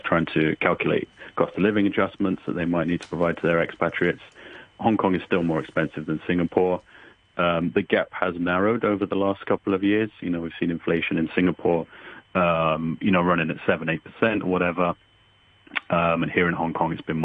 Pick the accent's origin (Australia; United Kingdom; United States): United Kingdom; as a Brit